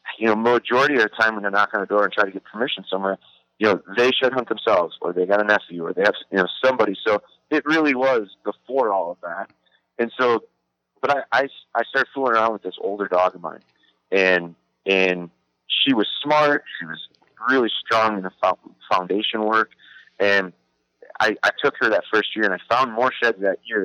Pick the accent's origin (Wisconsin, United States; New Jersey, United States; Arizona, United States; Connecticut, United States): Wisconsin, United States; I'm from Wisconsin, so I was raised, like, it's real cultural